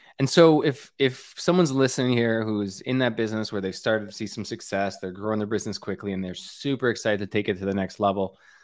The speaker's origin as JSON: {"language": "English", "country": "Canada", "said": "I'm from Canada. We are not. We cannot start thinking about the end of summer yet."}